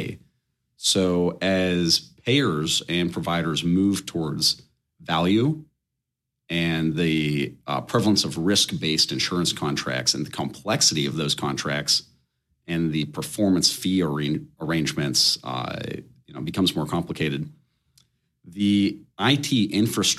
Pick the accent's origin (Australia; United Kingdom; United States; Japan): United States; Pittsburgh, Pennsylvania; I'm born and raised in Pittsburgh